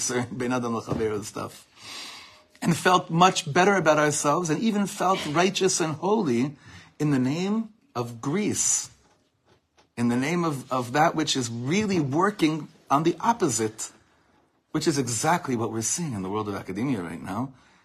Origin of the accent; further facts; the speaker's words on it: Ra'anana, Central District, Israel; I had a lot of Nogas in my class growing up in Ranana